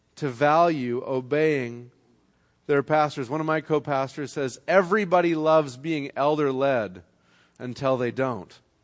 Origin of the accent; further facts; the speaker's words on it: Canada; moved away; I'm from Canada